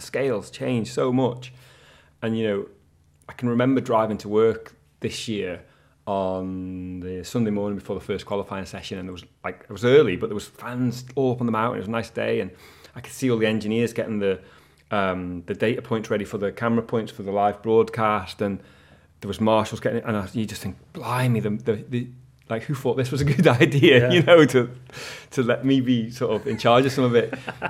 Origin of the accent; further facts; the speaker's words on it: Sulby, Isle of Man; So I grew up in Sulby, and we'd always watch in and around Sulby as kids